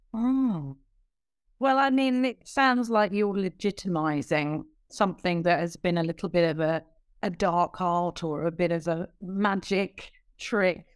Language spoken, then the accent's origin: English; United Kingdom; accent: British